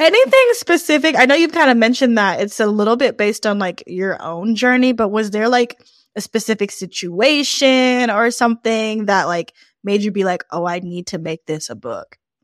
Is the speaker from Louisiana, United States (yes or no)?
yes; New Orleans, Louisiana, United States; I'm from New Orleans